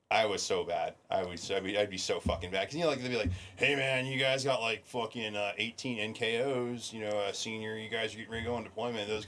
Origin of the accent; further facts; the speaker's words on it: Guam; I I am so thankful that I was raised in Guam.